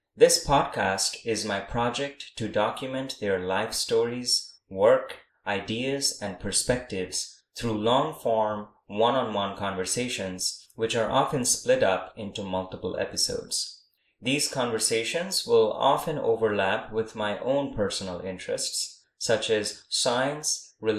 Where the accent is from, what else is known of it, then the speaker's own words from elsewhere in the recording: Kolkata, West Bengal, India; moved away as an adult; also born or lived in Austin, Texas, United States; I was born and raised in Kolkata, India, where I got my bachelor's and master's degrees in physics. Then I came to Austin, Texas, in the United States for my PhD.